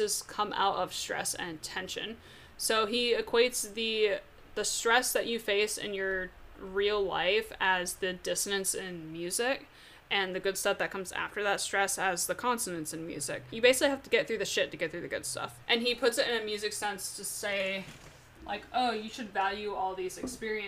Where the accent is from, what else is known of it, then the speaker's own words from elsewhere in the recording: Georgia, United States; also born or lived in Vermont; I've lived in Georgia since I was almost six, and Georgia's my home